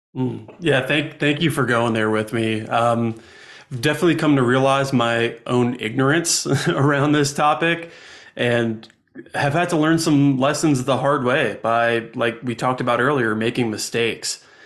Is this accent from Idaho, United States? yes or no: no; New Jersey, United States; now in Asheville, United States; Growing up in New Jersey